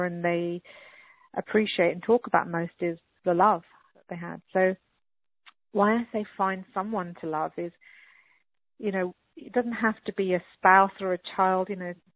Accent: England, United Kingdom; moved away; also born or lived in United States / Australia; My parents were brought up in India and I was brought up in England, and then I moved to America and Australia

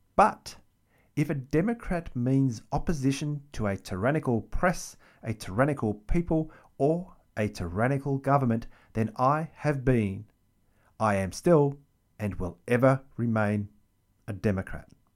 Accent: Melbourne, Victoria, Australia; the capital city of Melbourne, my hometown

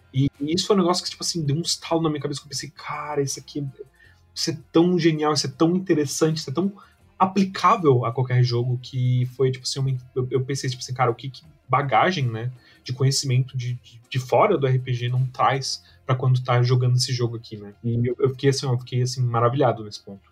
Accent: Brazil; eu e tu, a gente cresceu assistindo muito aqui no Brasil

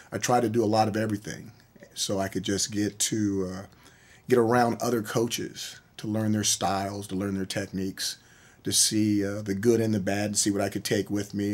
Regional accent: Honolulu, Hawaii, United States; born there; also born or lived in Norfolk, Virginia / San Diego, California; grew up on military bases all around the country. I was born in Honolulu, Hawaii. I started uh, kindergarten, first grade in Norfolk, Virginia graduated high school from San Diego, California, and I lived everywhere in between.

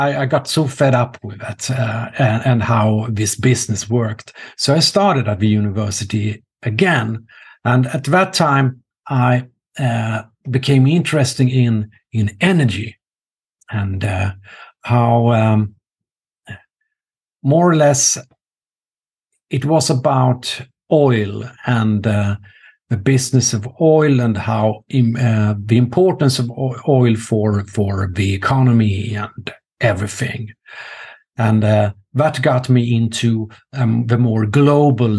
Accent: Norrköping, Östergötland, Sweden; my hometown, Norrköping

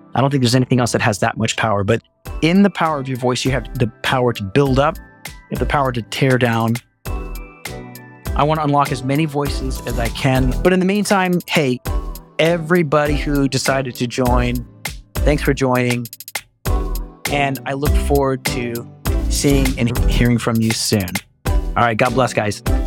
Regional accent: Texas, United States; I'm from Texas

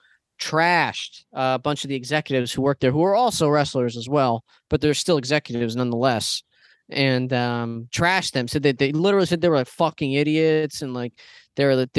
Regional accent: Paterson, New Jersey, United States; I was born in Patterson. I'm from the ghetto

